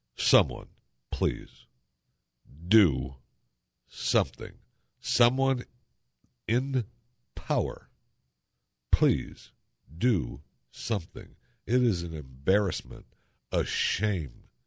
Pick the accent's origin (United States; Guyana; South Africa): United States; Michigan; moved away; I grew up in Michigan, so you swam only in the summertime